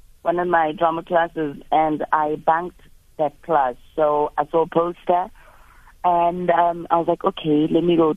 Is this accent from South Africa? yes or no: yes; Soshanguve, Gauteng, South Africa; also born or lived in Mamelodi / Pretoria; I grew up in Soshanguve